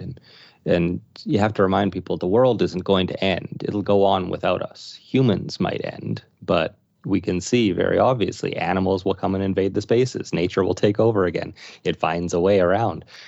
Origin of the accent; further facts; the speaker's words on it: Saskatoon, Saskatchewan, Canada; was born and raised in Saskatoon